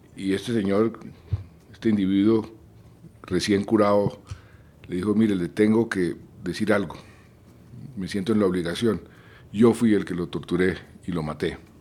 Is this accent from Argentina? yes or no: no; Colombia; yo crecí en Colombia